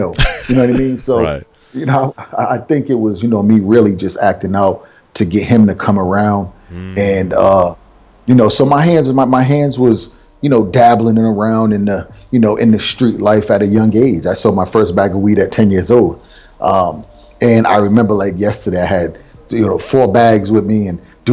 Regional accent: Providence, Rhode Island, United States; I come from Rhode Island, that little speck on the map, you know. And most people, every time I say Rhode Island, they're like, man, they got black people there? you know, so inside of Providence, they do. And that's where I grew up

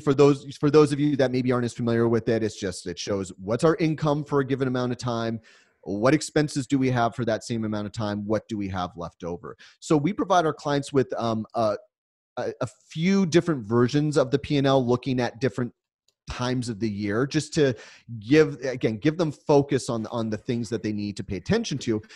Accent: United States; being an American

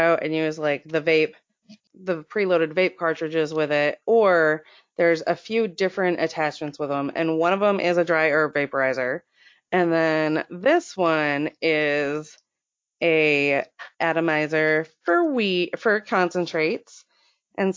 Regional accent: Florida, United States; now in Maine, United States; we're both from Florida

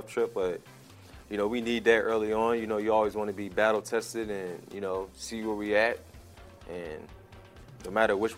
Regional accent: Richmond, Virginia, United States; also born or lived in Washington, D.C.; I was born in Washington, D.C., but I'm from Richmond, Virginia

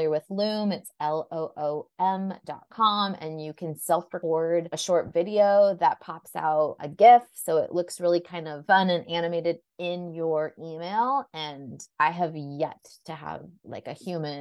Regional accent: Southern California, United States; born or raised there

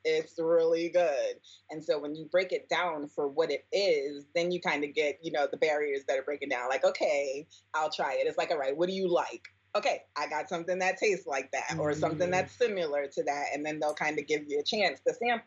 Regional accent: New York City, New York, United States; Born and raised in the Bronx

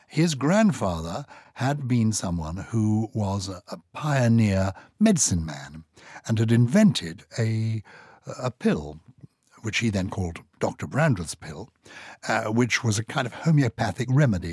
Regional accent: England, United Kingdom; I am partly English

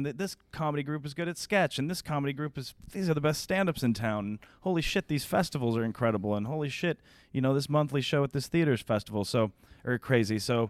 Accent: Denver, Colorado, United States; Our difference kind of is that we're from Denver

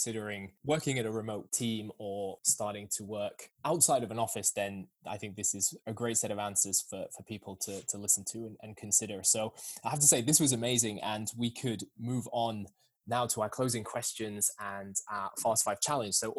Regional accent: Sheffield, Yorkshire and the Humber, United Kingdom; I'm from Sheffield

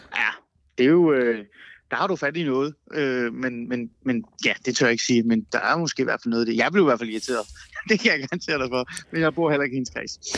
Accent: North Zealand, Capital Region of Denmark, Denmark; now in Aarhus, Denmark; jeg er jo faktisk på en eller anden måde blevet østjyde, ikke? selvom jeg er vokset op i Nordsjælland

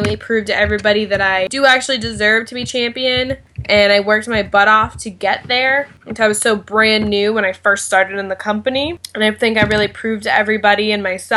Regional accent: New England, United States; I was from New England

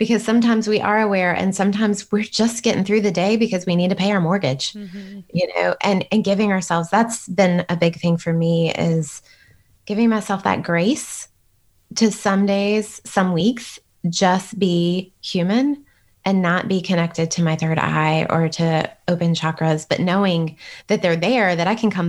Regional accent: United States; I'm Western, like I'm as American as it comes

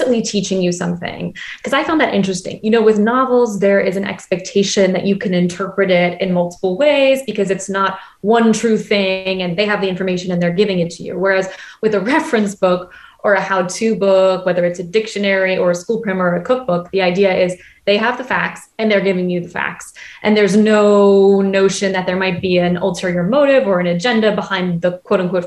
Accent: Boston, Massachusetts, United States; moved away as an adult; now in Paris, France; my mom is from Boston and I grew up in Boston

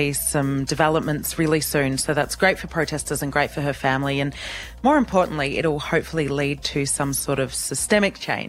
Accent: Australia

